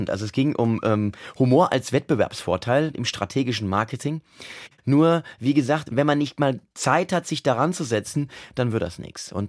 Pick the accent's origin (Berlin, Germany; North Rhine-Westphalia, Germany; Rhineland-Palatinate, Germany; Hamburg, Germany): Rhineland-Palatinate, Germany; Mainz; Naja, nun, also ich bin ja Mainzer, Mainzer, ich bin ein echter Mainzer mit mhm. allem, was dazugehört. Ich kann auch so sprechen, wie man hier halt spricht. Und ich bin hier geboren, wie das sich